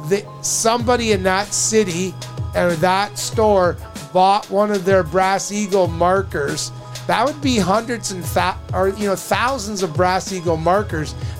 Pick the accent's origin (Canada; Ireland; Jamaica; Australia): Canada; I'm a Canadian